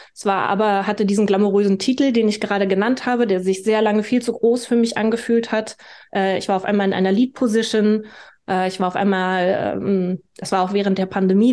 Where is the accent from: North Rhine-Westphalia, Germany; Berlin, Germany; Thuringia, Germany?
Berlin, Germany; ich bin Berlinerin. Ich bin 1986 in Ostberlin geboren.